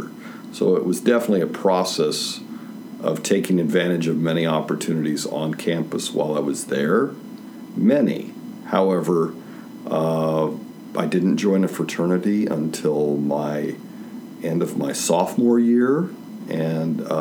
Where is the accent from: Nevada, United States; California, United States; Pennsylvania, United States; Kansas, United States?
Kansas, United States; Topeka; moved away as an adult; also born or lived in San Antonio, Texas; I was from Topeka, Kansas